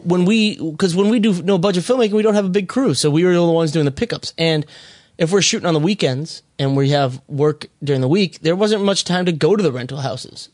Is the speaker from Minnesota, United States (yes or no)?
yes; Minnesota, United States; moved away; I'm originally from Li-, Little Canada, also known as Minnesota